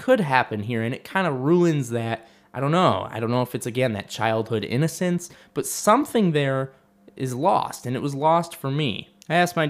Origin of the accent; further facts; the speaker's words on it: Livonia, Michigan, United States; also born or lived in Oakland County, Michigan; I grew up in a safe community. I grew up in Livonia